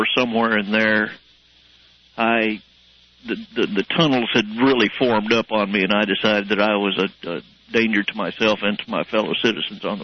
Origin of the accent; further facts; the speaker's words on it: La Porte, Colorado, United States; I grew up in La Porte, Colorado